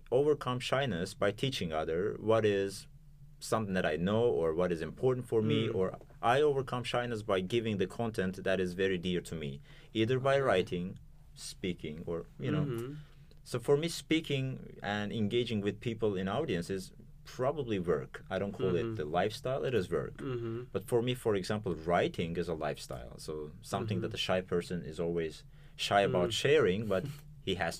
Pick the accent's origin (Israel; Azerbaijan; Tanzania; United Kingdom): Azerbaijan